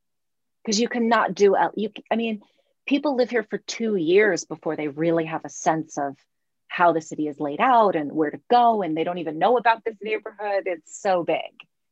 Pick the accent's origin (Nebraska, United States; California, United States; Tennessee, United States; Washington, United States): California, United States; Los Angeles; also born or lived in Santa Cruz / East Bay; we moved to Los Angeles when I was 7.